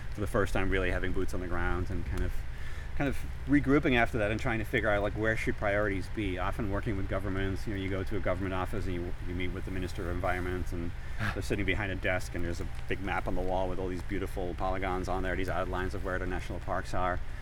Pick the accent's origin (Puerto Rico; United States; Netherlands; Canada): Netherlands; moved away; I was born and raised in the Netherlands, far far away from here